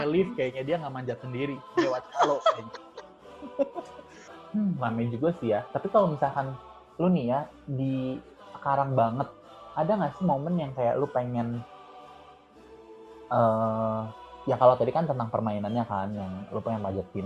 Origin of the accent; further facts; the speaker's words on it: Bandung, West Java, Indonesia; karena gue dari Bandung ya jadi kayak taunya itu